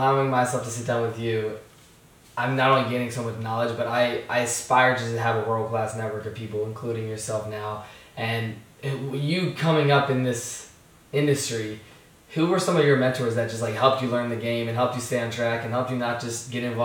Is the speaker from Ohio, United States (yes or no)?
no; Virginia, United States; I grew up in Virginia, a small town